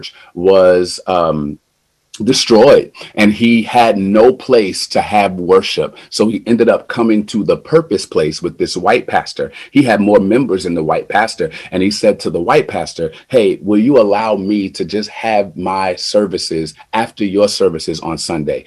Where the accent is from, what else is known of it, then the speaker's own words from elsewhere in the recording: New Jersey, United States; moved away as an adult; I've never lived in the Midwest. I'm from New Jersey